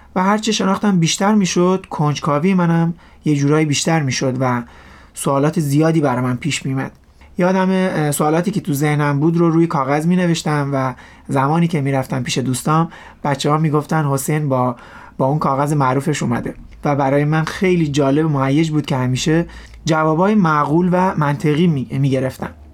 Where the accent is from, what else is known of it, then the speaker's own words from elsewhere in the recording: Rasht, Gilan, Iran; در کشور ایران و شهر رشت در یه خانواده مسلمان متولد شدم و رشد کردم